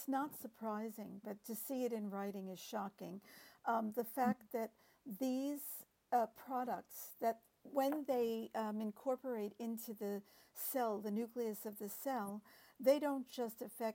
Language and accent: English; United States; As an American